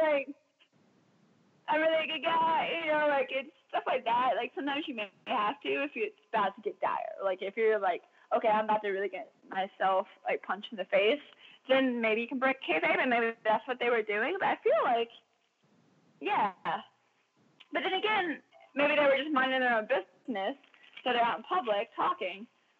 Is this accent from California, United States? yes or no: no; Georgia, United States; No, man, we're from Georgia, we're from here, you know.